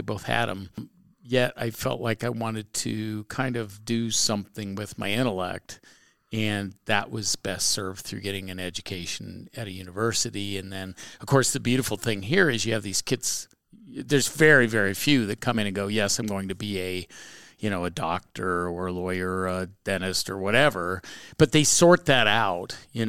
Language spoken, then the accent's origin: English; Indiana, United States; in Indiana, which is a spectacular place. I mean, people go, oh, it's the Midwest.